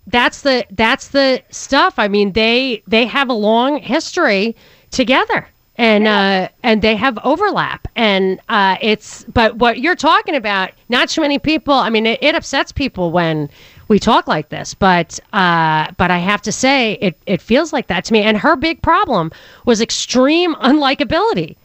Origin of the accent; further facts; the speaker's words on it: New York, United States; I'm from New York